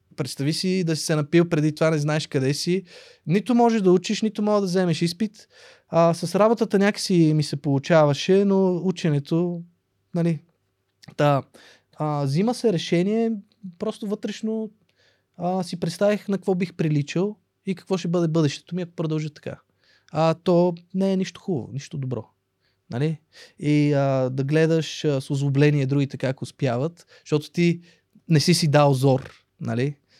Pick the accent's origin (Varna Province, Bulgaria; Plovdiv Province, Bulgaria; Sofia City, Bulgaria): Sofia City, Bulgaria; Sofia; also born or lived in Russia; аз съм израснал в Борово. Борово беше по, в моето детство крайен квартал